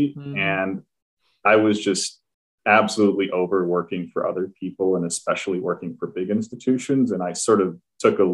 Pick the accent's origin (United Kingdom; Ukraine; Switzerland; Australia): Switzerland; moved away as an adult; now in New York, United States; I grew up in Switzerland